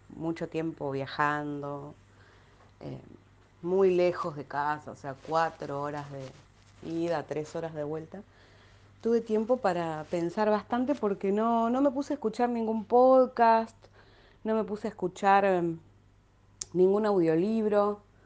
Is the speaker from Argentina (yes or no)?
yes; Quilmes, Buenos Aires Province, Argentina; acá en Quilmes, de donde soy